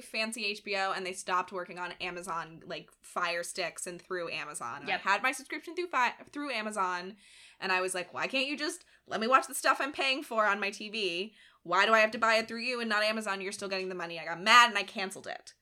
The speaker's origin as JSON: {"language": "English", "town": "Clifton Park", "region": "New York", "country": "United States", "tie": "born or raised there", "moved": "yes", "said": "In glamorous Clifton Park, New York"}